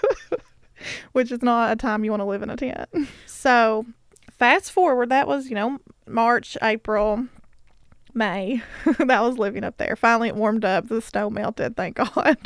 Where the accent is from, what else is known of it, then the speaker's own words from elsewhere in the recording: Bell County, Kentucky, United States; moved away as an adult; now in Letcher County, United States; I moved here um, after college and growing up in Bell County